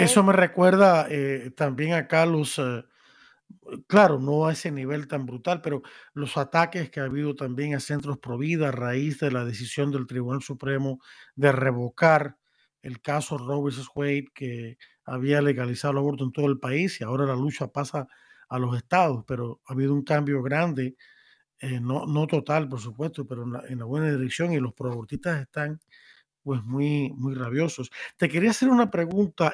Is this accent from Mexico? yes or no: no; Cuba; now in Miami, United States; Como soy de Cuba